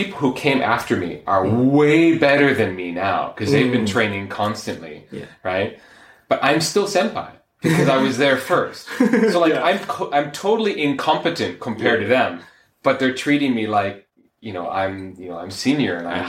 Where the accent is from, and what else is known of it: United States; now in Japan